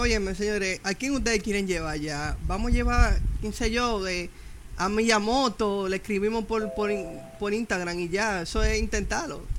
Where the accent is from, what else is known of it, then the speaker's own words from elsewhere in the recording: Dominican Republic; aquí estamos como dominicanos